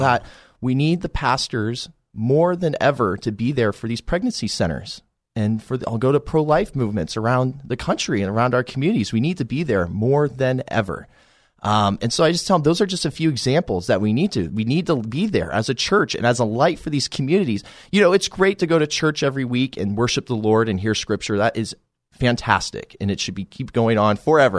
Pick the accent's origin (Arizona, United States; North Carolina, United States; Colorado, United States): Colorado, United States; Colorado Springs; born or raised there